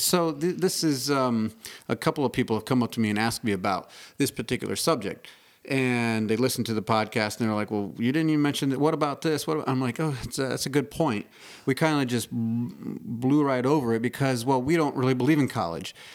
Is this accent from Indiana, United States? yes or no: yes; Indiana, United States; I grew up in Indiana